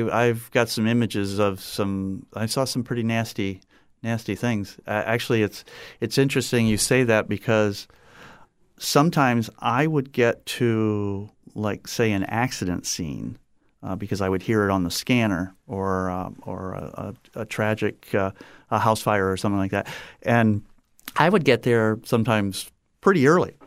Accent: Napoleon, Ohio, United States; moved away as an adult; also born or lived in Trenton, New Jersey / Southwest Florida; now in Fort Myers, United States; I grew up in Ohio. We moved there, uh, from Trenton, New Jersey at the age of three. And so I spent, you know, the next thirty-seven years in Ohio in a small little town called Napoleon

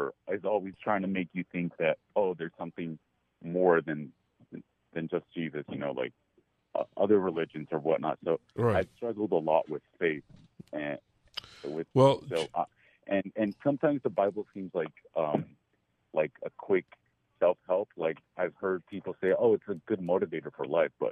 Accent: Los Angeles, California, United States; I'm from Los Angeles, California. And I grew up in the church, evangelical

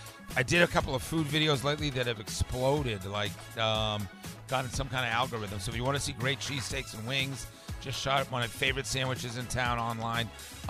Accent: Newton, Massachusetts, United States; now in Atlanta, United States; growing up in Newton, Massachusetts

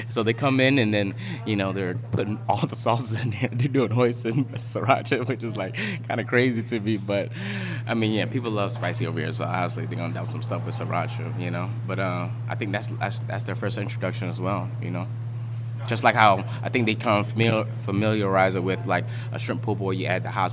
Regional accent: New Orleans, Louisiana, United States; I'm from New Orleans, I'm Vietnamese

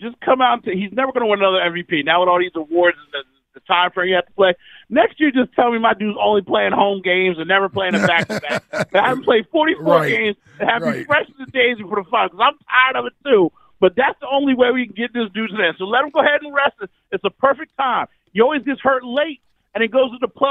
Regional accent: Washington, United States; I was born in Washington State

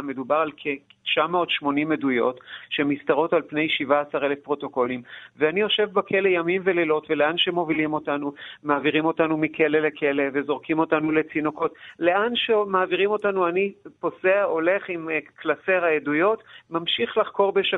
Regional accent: Ganei Yehuda, Central District, Israel; אני לא בן קיבוץ, אלא בן, אה, היישוב גני יהודה

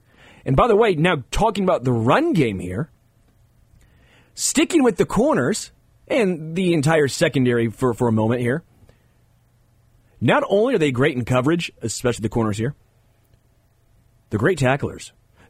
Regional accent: Kansas City, Missouri, United States; But I still don't believe they knew I was from Kansas City. I don't think they knew I was a Kansas City guy.

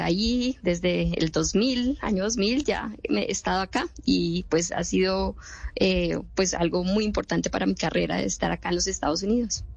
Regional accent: Bogotá, Colombia; moved away as an adult; now in United States; Yo nací en Bogotá

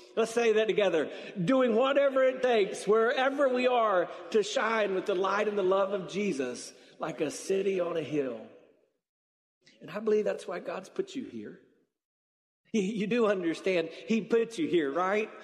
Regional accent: South Carolina, United States; I grew up in South Carolina

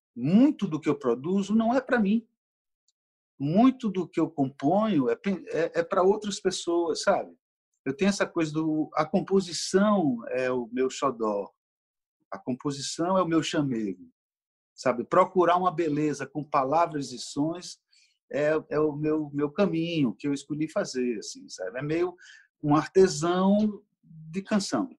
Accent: Recife, Pernambuco, Brazil; now in Rio de Janeiro, Brazil; Pernambuco está comigo onde eu for. Tanto é que o Recife que eu trago talvez não exista mais

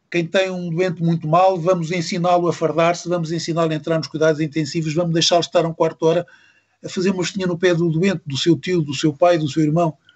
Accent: Luanda, Luanda Province, Angola; born there; also born or lived in Lisbon / Mozambique; Nasci em Angola, em Luanda. Nasci por acaso em Luanda, os meus pais estavam lá.

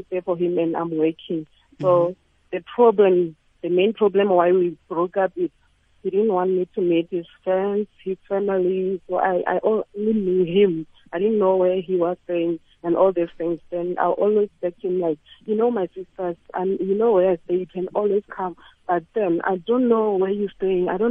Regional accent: Limpopo, South Africa; moved away as an adult; now in Gauteng, South Africa; We are from Limpopo

